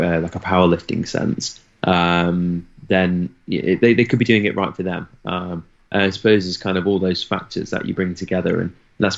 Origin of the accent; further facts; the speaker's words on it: United Kingdom; I'm very British